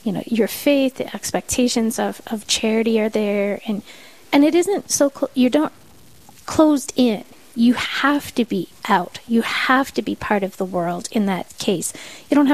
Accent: Black Hills, South Dakota, United States; growing up in the Black Hills

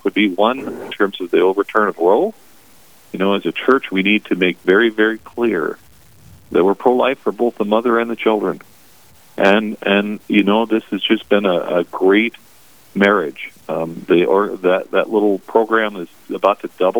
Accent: Rapid City, South Dakota, United States; I born and raised in Rapid City, South Dakota.

